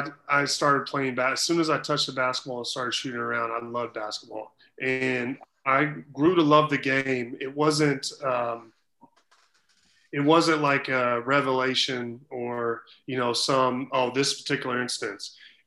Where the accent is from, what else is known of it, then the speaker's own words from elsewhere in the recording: Missouri, United States; at the time, University of Missouri, my home, you know, my home state university, they were in a little bit of trouble